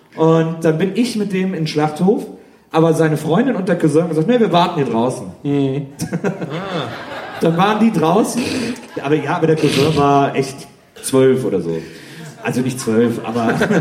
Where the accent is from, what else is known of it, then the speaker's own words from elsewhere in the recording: Wesseling, North Rhine-Westphalia, Germany; moved away; ich komme ja aus Wesseling, das ist auch ein kleines Städtchen.